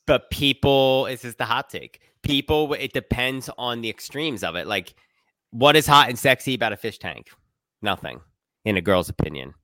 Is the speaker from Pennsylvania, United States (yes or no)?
yes; Philadelphia, Pennsylvania, United States; philly we're from there